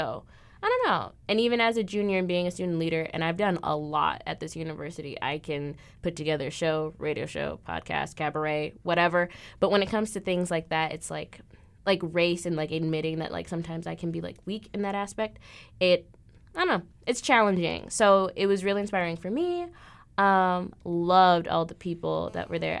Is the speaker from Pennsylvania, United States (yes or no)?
no; Illinois, United States; moved away as an adult; now in Des Moines, United States; everyone else is from Illinois. which is where I'm from.